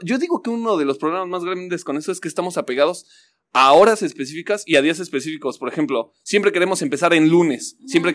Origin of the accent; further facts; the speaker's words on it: Mexico; nosotros como mexicanos